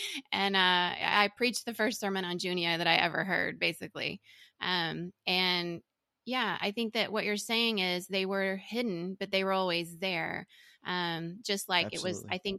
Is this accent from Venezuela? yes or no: yes; Venezuela; also born or lived in Indonesia / Singapore; The reason I separated is because my Venezuelan upbringing and then my time in Indonesia and Singapore in the churches wasn't the same.